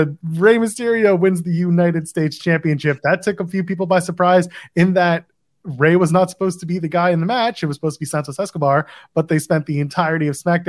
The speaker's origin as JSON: {"language": "English", "town": "Ottawa", "region": "Ontario", "country": "Canada", "tie": "born or raised there", "said": "my hometown of Ottawa"}